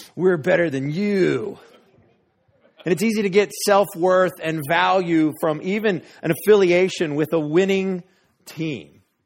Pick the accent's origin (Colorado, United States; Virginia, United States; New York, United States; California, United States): Colorado, United States; Denver; moved away; also born or lived in Wray, Colorado; I grew up in Denver, but we're from a small town, Ray, Colorado.